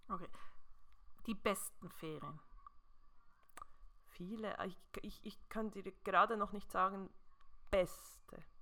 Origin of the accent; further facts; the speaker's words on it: Switzerland; Ah, ich weiß ja, dass man zwischendurch mit gewisser Outdoor-Kleidung als Schweizer, Schweizerin entdeckt wird